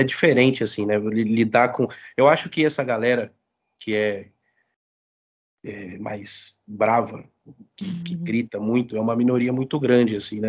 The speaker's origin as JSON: {"language": "Portuguese", "town": "Brasília", "region": "Federal District", "country": "Brazil", "also_born_or_lived": "Rio de Janeiro", "moved": "as an adult", "lives_now": "São Paulo, Brazil", "said": "sou brasiliense, é, morei muito tempo no Rio de Janeiro, voltei para Brasília."}